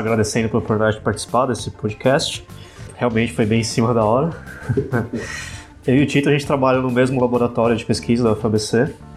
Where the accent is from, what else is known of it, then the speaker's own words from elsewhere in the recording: Ribeirão Pires, São Paulo, Brazil; Sou de Ribeirão Pires, moro aqui pertinho